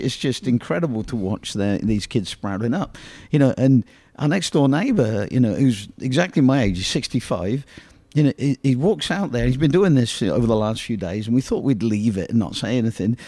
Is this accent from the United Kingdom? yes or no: yes; England, United Kingdom; born or raised there; moved away